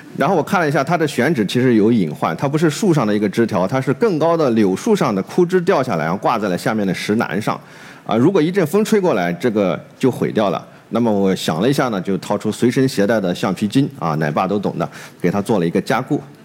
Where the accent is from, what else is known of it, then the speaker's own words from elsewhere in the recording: Shandong, China; moved away as an adult; also born or lived in Qingdao; now in Hangzhou, China; 我在山东长大